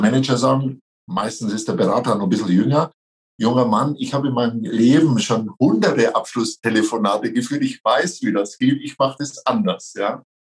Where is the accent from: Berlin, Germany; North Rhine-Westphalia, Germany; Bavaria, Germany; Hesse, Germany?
Bavaria, Germany; near Nuremberg, Franconia; accent: Franconian; meinem Dialekt unschwer entnehmen kann, ich bin Franke, ich komme aus der Nähe von Nürnberg